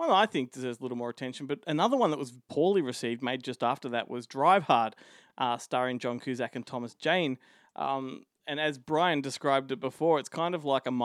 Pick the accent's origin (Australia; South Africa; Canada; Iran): Australia; as an Aussie